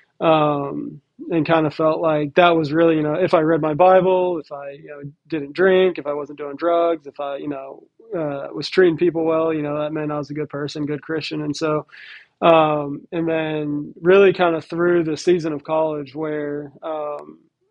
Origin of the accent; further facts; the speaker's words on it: Nashville, Tennessee, United States; moved away as an adult; also born or lived in Texas / Florida; now in Phoenix, United States; I was born and raised in Nashville, kind of grew up in a sports family